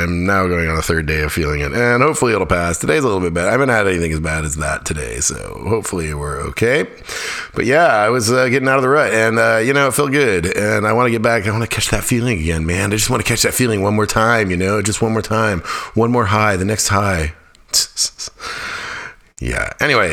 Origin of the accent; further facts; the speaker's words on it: Fairbanks, Alaska, United States; now in North Carolina, United States; Fairbanks, my hometown